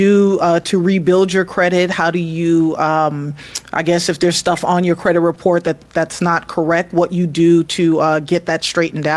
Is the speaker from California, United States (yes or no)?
no; New York City, New York, United States; also born or lived in Queens, New York; now in Atlanta, United States; I grew up in New York City. I lived in the Bronx for the first 10 years of my life.